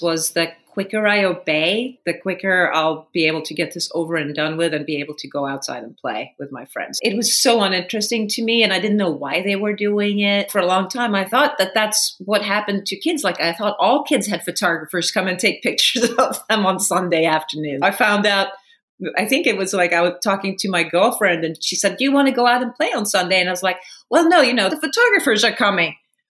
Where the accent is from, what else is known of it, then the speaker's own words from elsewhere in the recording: Sweden; the time that I grew up in Sweden was so incredibly gender balanced, so equal. It was probably the most gender equal country in the world at that point.